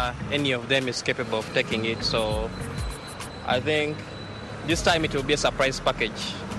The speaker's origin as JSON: {"language": "English", "town": "Kampala", "region": "Central Region", "country": "Uganda", "said": "I stay in Luafu. I'm from Kampala, Uganda."}